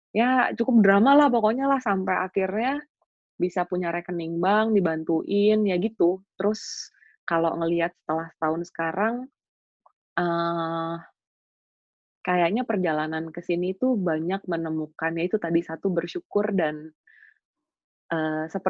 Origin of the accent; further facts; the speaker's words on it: Jakarta, Indonesia; now in London, United Kingdom; Sedangkan aku tuh datang dari Indonesia dari Jakarta tuh literally kayak turis Cina datang bawa uang di perut